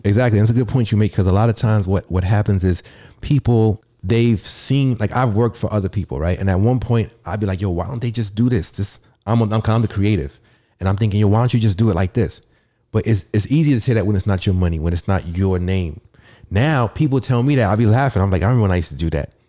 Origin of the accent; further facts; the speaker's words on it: New York City, New York, United States; I'm from the Bronx